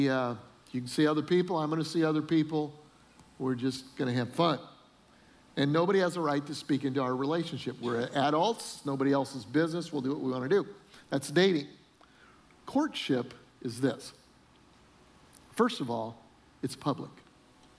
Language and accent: English; Colorado, United States; We grew up in Colorado